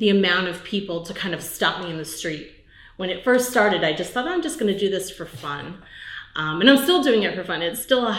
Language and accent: English; New York, United States; also born or lived in Charlotte, North Carolina; now in Belmont, United States; I'm from New York originally